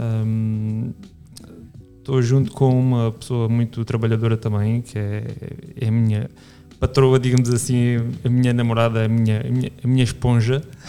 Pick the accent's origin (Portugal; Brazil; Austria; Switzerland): Portugal; Reguengos de Monsaraz, Alentejo; also born or lived in Lisbon; eu, eu nasci e fui criado em, em Reguengos não dentro de Reguengos, mas, mas sim em Reguengos